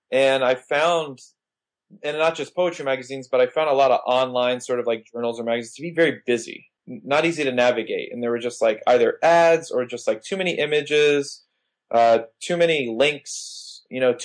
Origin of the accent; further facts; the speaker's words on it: Miami, Florida, United States; I grew up in Miami.